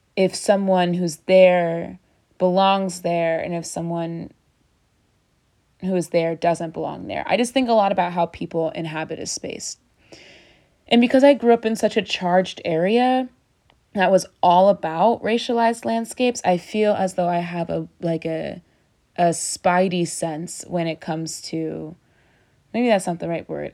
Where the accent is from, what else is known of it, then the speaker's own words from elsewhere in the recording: Baltimore, Maryland, United States; moved away; I grew up in Baltimore